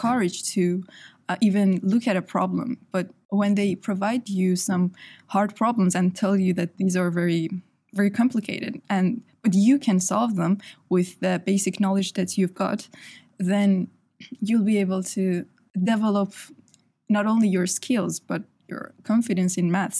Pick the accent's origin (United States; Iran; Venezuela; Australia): Iran; now in United Kingdom; I'm from Iran.